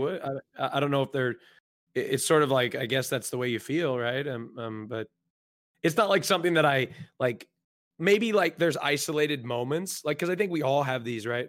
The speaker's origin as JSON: {"language": "English", "region": "Oregon", "country": "United States", "tie": "born or raised there", "said": "I grew up, um, in, I don't, I, I don't, the geographical stuff is, like, irrelevant, but on the West Coast, Oregon"}